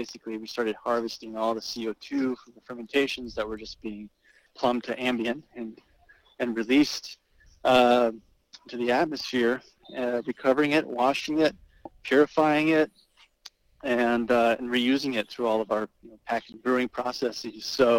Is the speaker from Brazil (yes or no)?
yes; Brazil; now in New Jersey, United States; But I moved to New Jersey from Brazil, actually. I was born in Brazil in January of 1986 and just, you know, started, I mean, I always loved sports in Brazil.